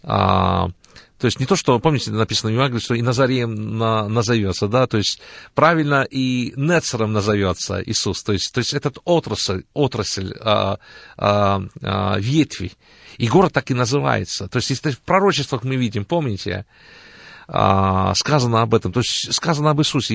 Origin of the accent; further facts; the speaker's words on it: Tbilisi, Georgia; moved away as an adult; also born or lived in Rostov-on-Don, Russia / Israel / Canada; now in Cleveland, United States; родом я сам из Грузии, я родился в городе Тбилиси